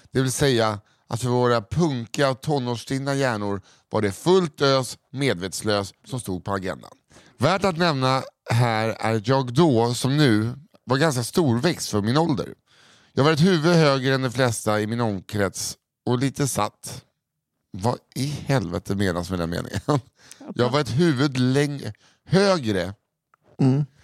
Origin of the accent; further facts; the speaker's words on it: Kiruna, Norrbotten County, Sweden; Långt i norr finns en stad som heter Kiruna. Varför läser jag som att det vore... Kiruna. Kiruna. Där har jag vuxit upp.